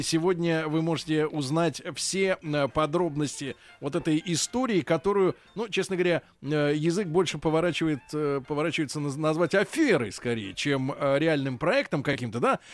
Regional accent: Saint Petersburg, Russia; я родился в Ленинграде

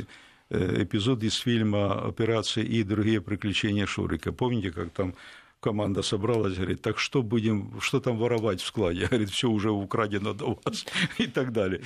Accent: Ukraine; Я украинец

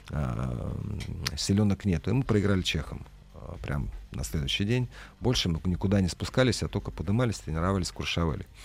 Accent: Russia; Я россиянин, э, Поэтому ко мне не подходили

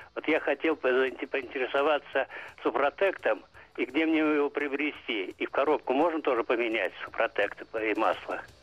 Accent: Moscow, Russia; сам я пожилой и москвич.

